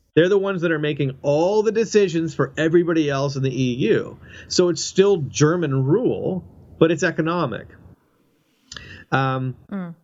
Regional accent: Canada; moved away as an adult; now in United States; I'm a Canadian and I, I live in the United States and uh, you know on a visa um, and I've been here for for 10 years

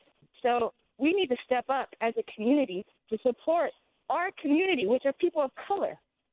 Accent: Bay Area, California, United States; I'm born and raised in the Bay Area.

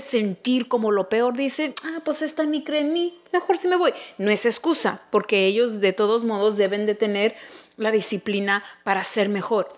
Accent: United States; somos México americanos súper orgullosos de tener descendencia mexicana, pero también americana

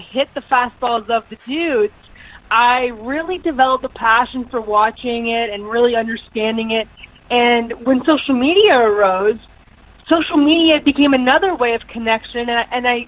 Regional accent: New Brunswick, Canada; I grew up out east. I'm from New Brunswick

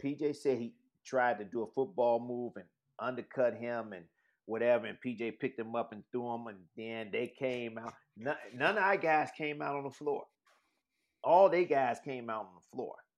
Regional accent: Chicago, Illinois, United States; I'm from Chicago

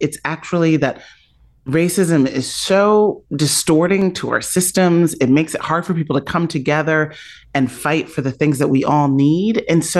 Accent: Chicago, Illinois, United States; I grew up on the South Side of Chicago in the 1980s in a solidly working middle class Black neighborhood.

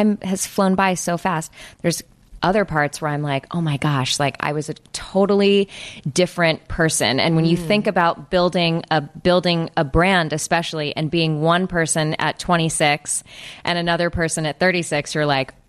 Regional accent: Los Angeles, California, United States; I am from California

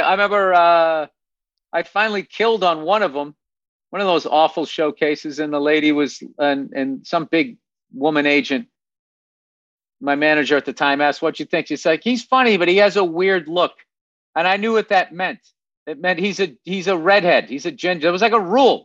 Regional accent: Massachusetts, United States; I'm from, I'm from Massachusetts

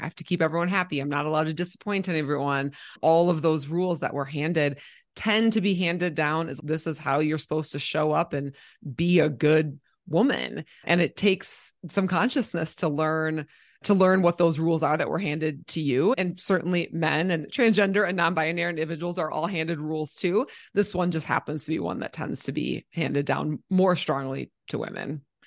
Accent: Minnesota, United States; now in Colorado, United States; I grew up in Minnesota

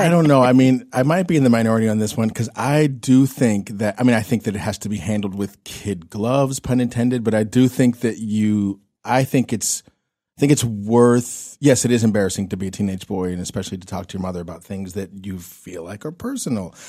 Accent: Pittsburgh, Pennsylvania, United States; now in California, United States; my hometown of Pittsburgh, Pennsylvania

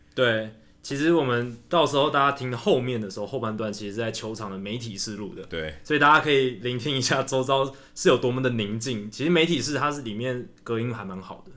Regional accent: Taiwan; 我们台湾人很喜欢选举

